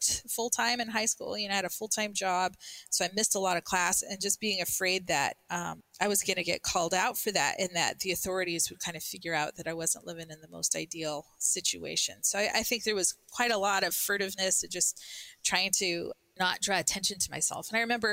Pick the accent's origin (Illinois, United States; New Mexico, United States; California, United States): New Mexico, United States; Albuquerque; I grew up in Albuquerque